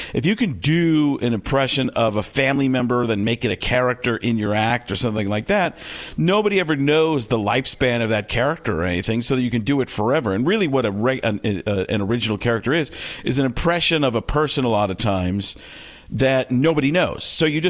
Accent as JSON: {"language": "English", "town": "Chicago", "region": "Illinois", "country": "United States", "said": "I'm Italian. I'm from Chicago."}